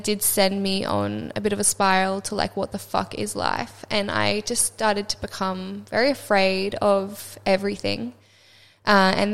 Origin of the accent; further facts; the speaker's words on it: Sunshine Coast, Queensland, Australia; I grew up on the Sunshine Coast, which was so beautiful, and I had, yeah, such a beautiful childhood by the beach